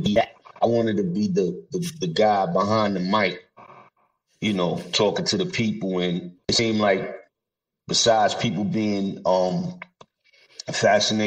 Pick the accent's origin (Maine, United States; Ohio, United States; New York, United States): New York, United States; New York City; I grew up in Brooklyn and Queens